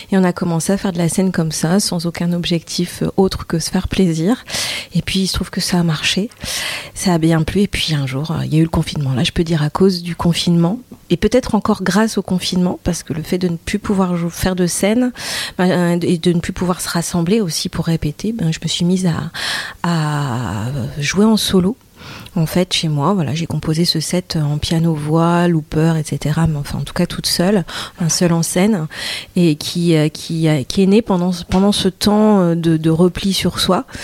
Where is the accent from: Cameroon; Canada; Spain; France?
France; Douai, Hauts-de-France; du côté de, euh, de Douai, euh, ouais, entre Douai et Arleux. Donc on peut dire l'Arlesie ou le Douaisie